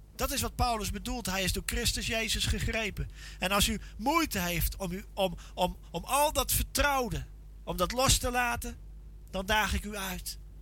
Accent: Veluwe, Gelderland, Netherlands; Ik kom van de Veluwe

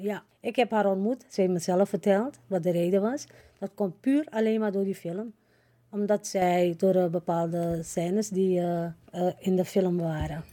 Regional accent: Suriname; now in Netherlands; Kijk, ik woon al 53 jaar hier in Nederland. Maar ik ben een Surinamer. Ik blijf ook een Surinamer

